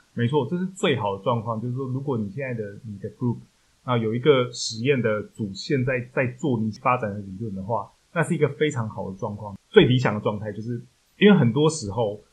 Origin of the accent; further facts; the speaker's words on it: Taichung, Taiwan; 因为我台中人